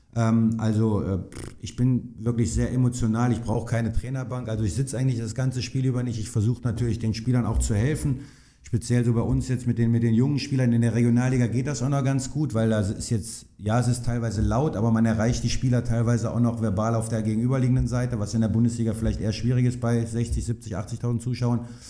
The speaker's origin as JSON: {"language": "German", "region": "North Rhine-Westphalia", "country": "Germany", "tie": "born or raised there", "said": "da komme ich halt her. Das ist, das ist meine Heimat"}